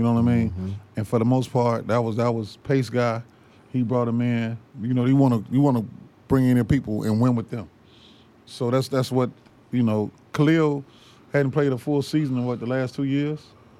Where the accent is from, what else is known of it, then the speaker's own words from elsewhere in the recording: Chicago, Illinois, United States; Niggas in Chicago where I'm born and raised at.